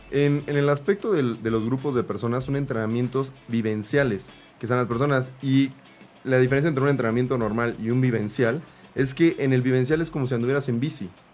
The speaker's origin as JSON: {"language": "Spanish", "country": "Mexico", "said": "como mexicanos"}